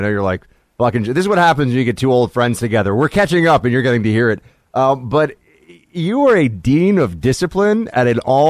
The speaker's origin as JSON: {"language": "English", "town": "Manhattan", "region": "New York", "country": "United States", "said": "oh, well, I'm from Manhattan, so I don't really count."}